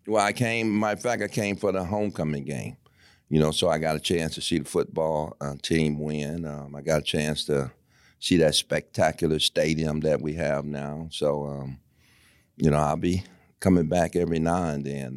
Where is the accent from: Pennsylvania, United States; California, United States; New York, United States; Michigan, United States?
Michigan, United States; Detroit; I'm from Michigan, obviously from Detroit, and I, I never been nowhere, and I got homesick